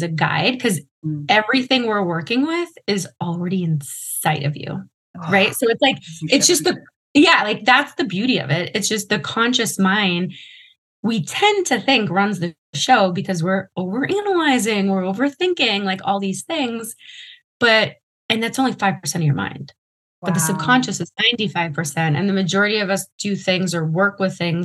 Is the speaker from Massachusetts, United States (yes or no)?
yes; Massachusetts, United States; where I grew up in Massachusetts